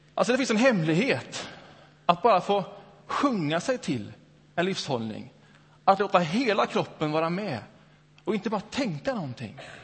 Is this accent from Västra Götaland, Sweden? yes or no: yes; Öckerö, Västra Götaland, Sweden; moved away; Min tonårsperiod upp, upp, växte jag upp ute på Öckerö i Göteborgs norra skärgård. Några år där.